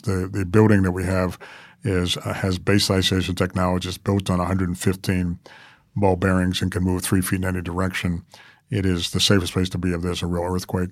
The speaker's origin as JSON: {"language": "English", "region": "New York", "country": "United States", "tie": "born or raised there", "moved": "yes", "said": "I grew up with the New York Times and New York, 'cause I'm a New Yorker originally"}